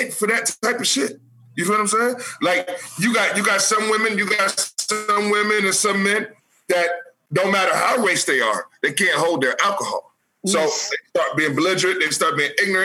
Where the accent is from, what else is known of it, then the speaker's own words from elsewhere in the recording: New Haven, Connecticut, United States; now in Atlanta, United States; We're all from New Haven, Connecticut. So in New Haven, Connecticut, there ain't a bunch of houses in the hoods.